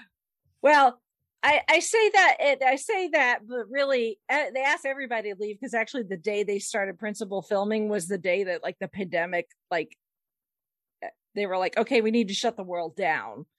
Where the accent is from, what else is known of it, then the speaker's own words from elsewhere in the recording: United States; I'm American